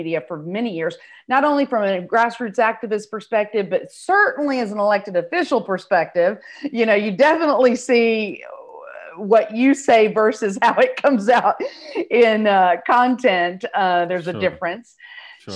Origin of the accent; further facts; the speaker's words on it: South Texas, United States; moved away as an adult; now in North Texas, United States; I grew up in South Texas, went to college in the University of North Texas. So I have been in North Texas ever since.